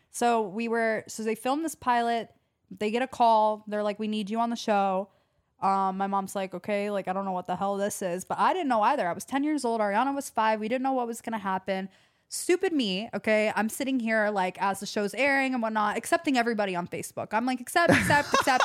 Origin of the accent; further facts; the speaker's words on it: Atlanta, Georgia, United States; growing up in Atlanta